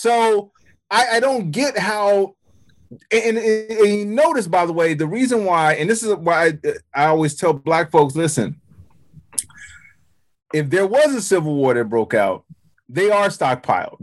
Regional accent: Chicago, Illinois, United States; I grew up in Chicago, and not the suburbs of Chicago

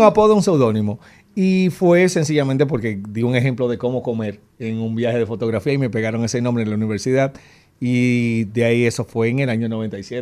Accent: Dominican Republic; lo que somos como dominicanos

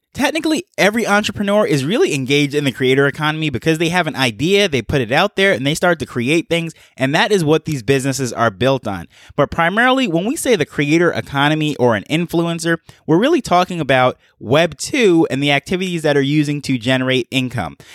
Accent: New York, United States; moved away as an adult; now in Jamaica; I'm from Jamaica, grew up in New York, and moved back to Jamaica.

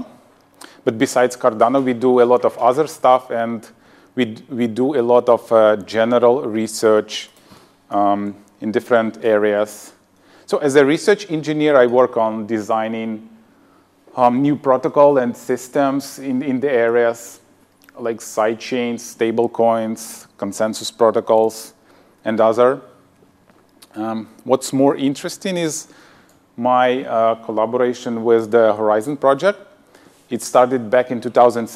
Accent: Ukraine; also born or lived in Sweden; I'm from Ukraine. I got my higher education there

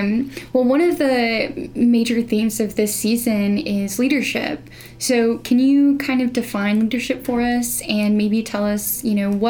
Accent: Kimball, United States; Yeah, I'm from Kimball as well.

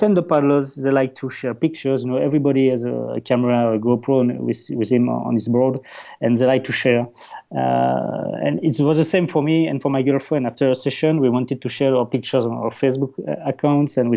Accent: Wallonia, Belgium; accent: Dutch; first language French; English is a second language; I'm from Belgium. So my native language is French. Because in the south part of Belgium, you speak French, of course

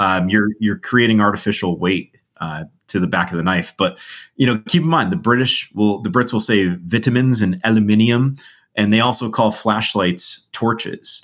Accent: Connecticut, United States; I grew up in Connecticut

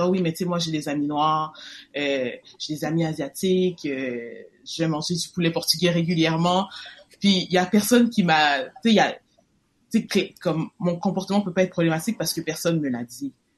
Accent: Quebec, Canada; moi, on est né au Québec.

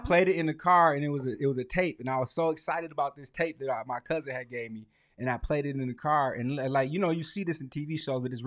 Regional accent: Lansing, Michigan, United States; I grew up on Hillcrest in MLK.

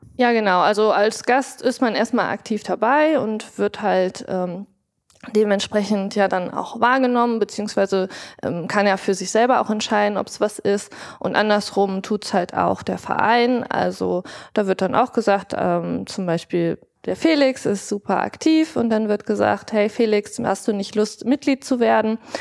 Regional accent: Rhineland, Germany; Ich bin im Rheinischen groß geworden, karnevalsbegeistert

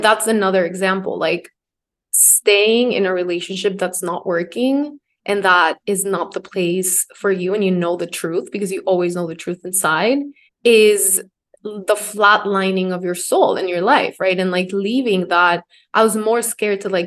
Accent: Ecuador; moved away as an adult; now in New York, United States; I'm from Ecuador.

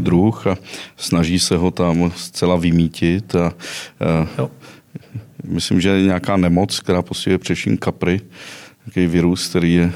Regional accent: western Bohemia, Karlovy Vary Region, Czechia; moved away; Já jsem původem ze západních Čech

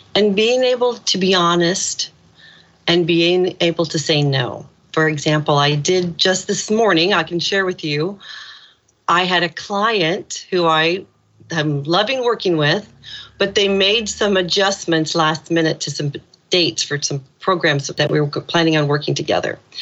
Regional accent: Indiana, United States; moved away as an adult; now in Ireland; When I was a little kid growing up in Indiana

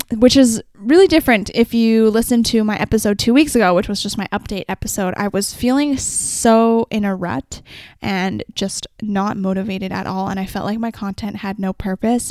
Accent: Vancouver, British Columbia, Canada; I'm also from Vancouver

